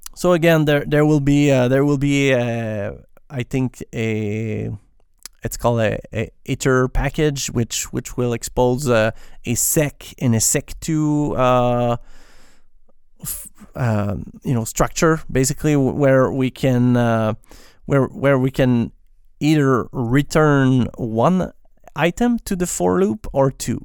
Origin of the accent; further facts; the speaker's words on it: Quebec, Canada; accent: French Canadian; first language French; English is a second language; I'm, I'm a French Canadian basically, so I, yes, I'm not pronouncing my S's at the right place